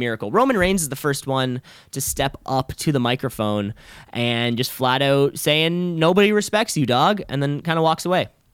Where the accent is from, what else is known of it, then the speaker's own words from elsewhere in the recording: Canada; I am also a Canadian